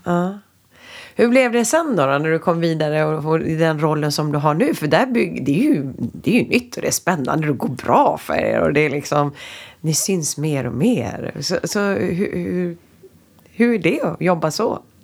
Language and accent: Swedish; Sweden; vi som svenskar